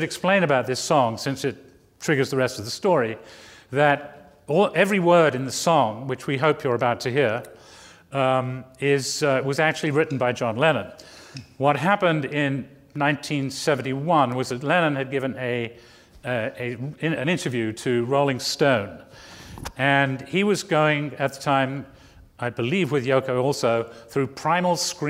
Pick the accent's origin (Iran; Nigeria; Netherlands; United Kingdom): United Kingdom; England; moved away as an adult; also born or lived in New Jersey / New York; growing up in England